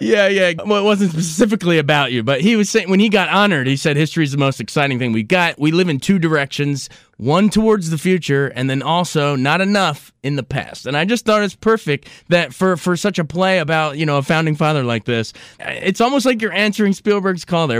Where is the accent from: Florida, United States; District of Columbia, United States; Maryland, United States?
Maryland, United States; Frederick; I grew up in Frederick